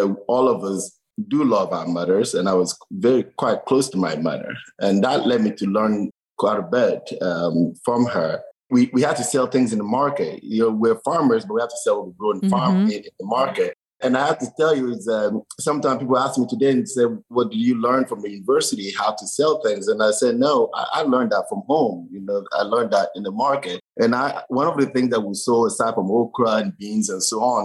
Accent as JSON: {"language": "English", "country": "Togo", "tie": "born or raised there", "moved": "yes", "said": "I grew up in Togo. Togo is a small country in the west part of Africa"}